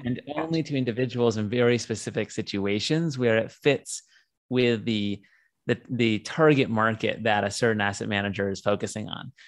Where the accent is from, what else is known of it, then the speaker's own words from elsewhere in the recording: San Diego, California, United States; I'm from San Diego. I grew up here